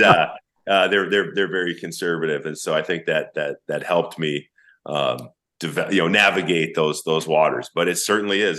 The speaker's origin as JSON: {"language": "English", "town": "St. Paul", "region": "Minnesota", "country": "United States", "tie": "born or raised there", "said": "I grew up in St. Paul, Minnesota."}